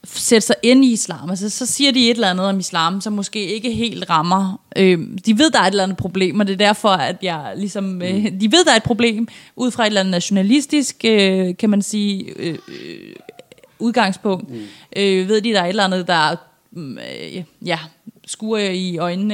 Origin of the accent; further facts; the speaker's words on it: Iran; now in Denmark; kommer jeg jo oprindeligt fra Iran